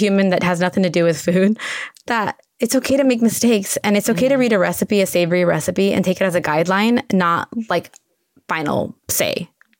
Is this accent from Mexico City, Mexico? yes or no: no; Tijuana, Baja California, Mexico; English is a second language; now in United States; I mean, I learned English watching Julia Child on TV in Tijuana. So I'm ESL, and we learned English watching the KP, you know, public broadcast TV